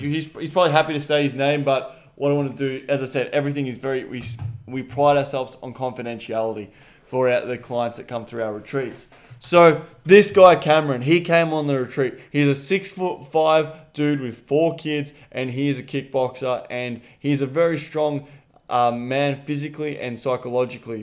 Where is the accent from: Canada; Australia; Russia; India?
Australia; I'm Australian